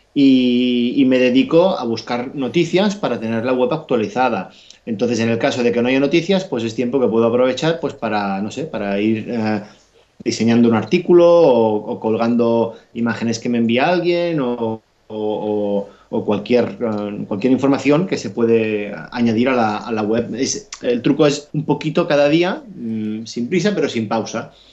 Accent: Catalonia, Spain; yo soy catalán

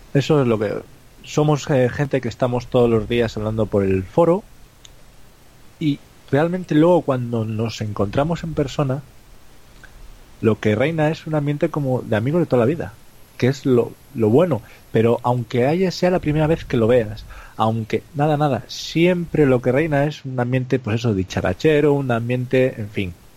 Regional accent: Cantabria, Spain; los que somos de Cantabria

